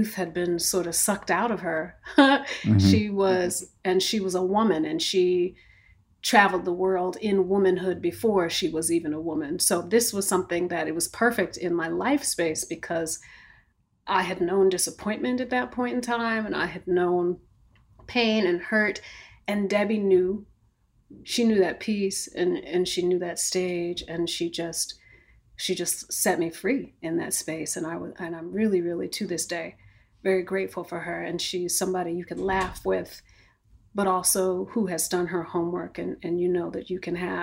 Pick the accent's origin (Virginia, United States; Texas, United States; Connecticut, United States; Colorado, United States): Connecticut, United States; Bloomfield; moved away as an adult; also born or lived in New York; I was coming from Connecticut